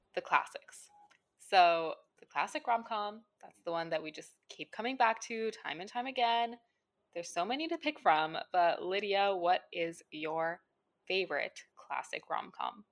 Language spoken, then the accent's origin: English; India; As an Indian person, a citizen of India